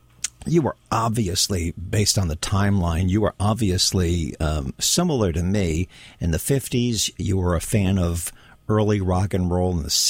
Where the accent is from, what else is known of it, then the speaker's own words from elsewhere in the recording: the New York area, United States; I grew up in the New York area.